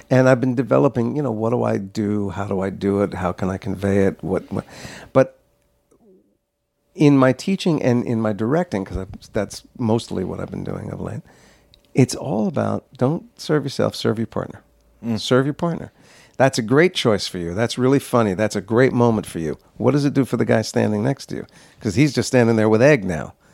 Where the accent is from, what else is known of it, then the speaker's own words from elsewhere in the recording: New Jersey, United States; I grew up in New Jersey, and I fell in love with the theater.